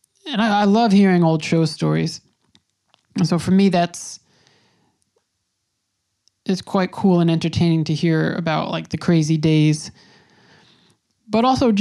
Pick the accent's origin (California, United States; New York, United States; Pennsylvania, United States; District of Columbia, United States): New York, United States; Now, again, I'm from New York. This was really the first time I had seen something like that.